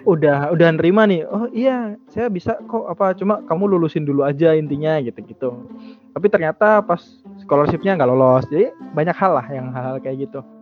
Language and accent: Indonesian; Bojonegoro, East Java, Indonesia; aku lahir di Bojonegoro 27 oh. tahun yang lalu ya itu bulan Maret nah terus uh, eh, SMP SD SD SMP SMA di Bojonegoro